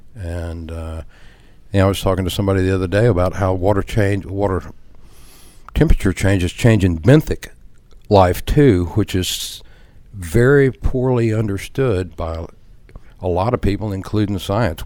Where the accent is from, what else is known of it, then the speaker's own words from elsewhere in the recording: Galveston Bay area, Texas, United States; also born or lived in Baytown, Texas; I grew up in the Galveston Bay area.